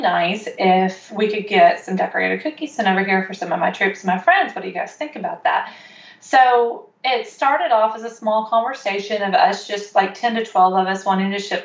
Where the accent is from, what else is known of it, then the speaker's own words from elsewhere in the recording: Murfreesboro, Tennessee, United States; I am from Murfreesboro, Tennessee, and right now I am sitting in my kitchen